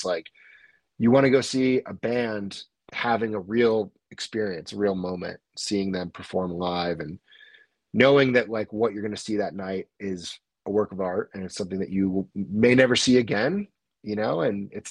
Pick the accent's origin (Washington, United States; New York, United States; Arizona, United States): New York, United States; the Adirondacks; now in North Lake Tahoe, United States; I'm not from the city. I'm from the Adirondacks. I'm from the sticks.